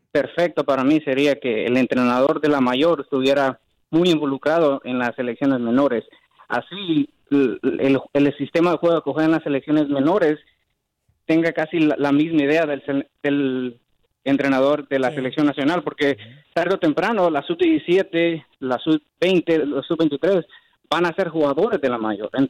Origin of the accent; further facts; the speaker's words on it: Guatemala; soy de Guatemala